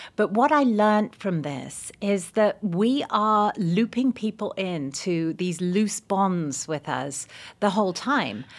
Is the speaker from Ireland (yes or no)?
no; England, United Kingdom; now in United States; I'm English